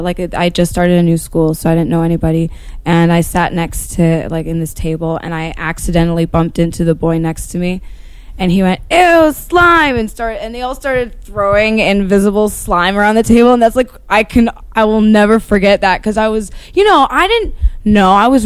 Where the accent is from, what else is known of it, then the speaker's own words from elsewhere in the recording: Dunfermline, Scotland, United Kingdom; Well, I grew up in Dunfermline, and then